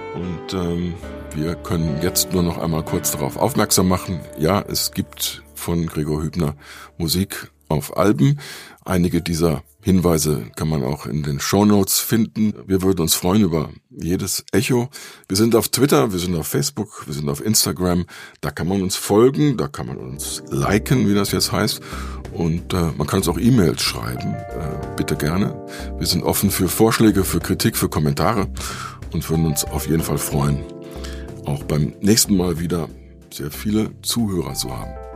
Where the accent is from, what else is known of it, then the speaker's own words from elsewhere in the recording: Germany; now in United States; wir als Deutsche